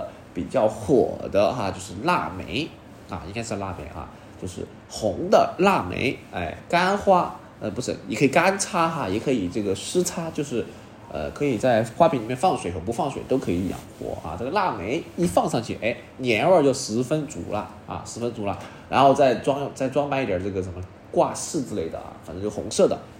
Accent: China; 那众所周知的原因就是我们这个红色也是我们中国人最爱的颜色啊。

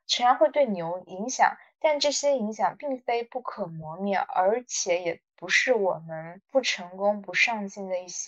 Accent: North China, China; 我也很很喜欢我的家乡。就是华北电子荒原十八线小城啊

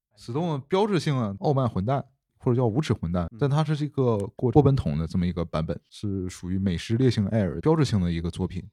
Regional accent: China; 我们中国人

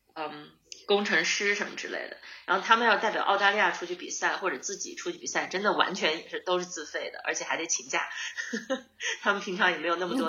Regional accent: Harbin, Heilongjiang, China; now in Sydney, Australia; 我在哈尔滨长，就出生和长大的

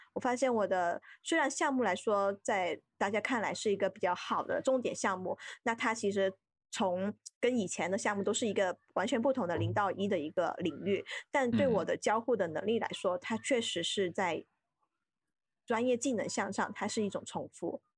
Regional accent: Guangdong, China; also born or lived in Beijing; now in Shenzhen, China; 因为我是广东人嘛，就很熟悉的嗯地带

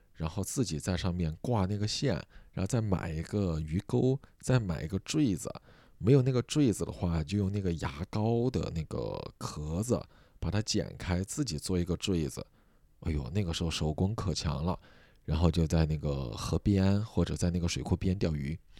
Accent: Sichuan, China; accent: Sichuan; moved away; 我们四川老家从小就过农历

